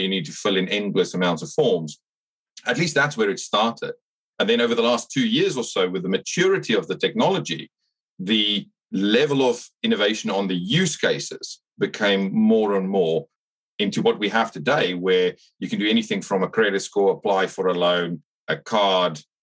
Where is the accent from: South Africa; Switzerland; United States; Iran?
South Africa; accent: South African twang; moved away as an adult; also born or lived in Canada / Singapore / Hong Kong; now in United Kingdom; I grew up in South Africa, so you'll pick up a bit of a twang.